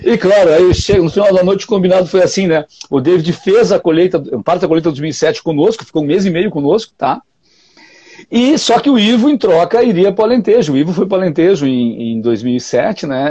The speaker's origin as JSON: {"language": "Portuguese", "area": "the Vale", "region": "Rio Grande do Sul", "country": "Brazil", "tie": "born or raised there", "also_born_or_lived": "Porto Alegre", "said": "trabalhei com o pai ali até, até 18 anos ali"}